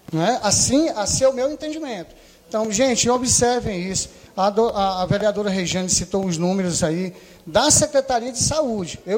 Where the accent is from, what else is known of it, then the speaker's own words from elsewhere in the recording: Juazeiro do Norte, Ceará, Brazil; Eu venho lá de Juazeiro do Norte para dar essa fala de cinco minutos